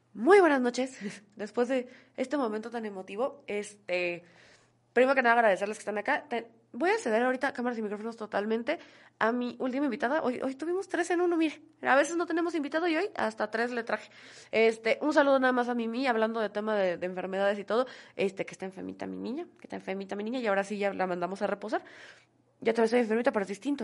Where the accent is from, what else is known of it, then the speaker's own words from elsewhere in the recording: Oaxaca, Mexico; como oaxaqueños